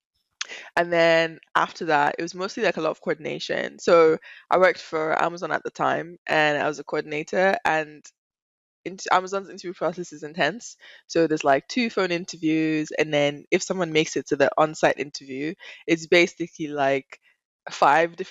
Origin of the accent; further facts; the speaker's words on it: Nigeria; moved away as an adult; also born or lived in Dubai; now in London, United Kingdom; also Nigerian, born and raised.